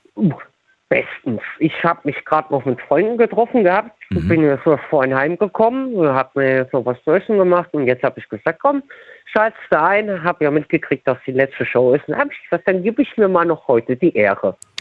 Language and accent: German; Tiefenthal, Rhineland-Palatinate, Germany; ich bin aus Tiefental.